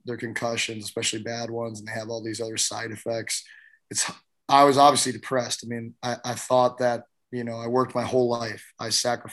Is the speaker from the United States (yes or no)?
yes; St. Louis, Missouri, United States; I grew up in St. Louis at a time where teams wouldn't even come play us.